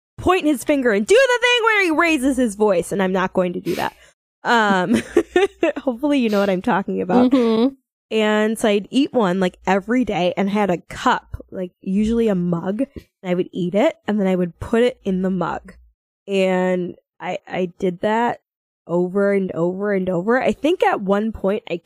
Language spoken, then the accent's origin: English; St. Cloud, Minnesota, United States; now in Milwaukee, United States; I grew up in St. Cloud, Minnesota, and I currently live in Milwaukee